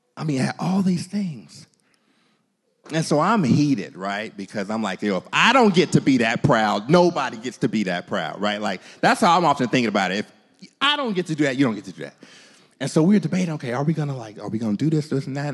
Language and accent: English; United States; As American Christians